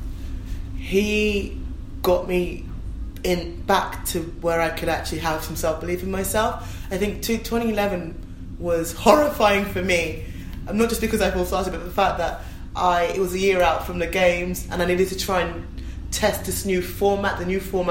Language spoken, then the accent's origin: English; London, United Kingdom; born and raised in Stratford. You know, my family home is still a mile from the stadium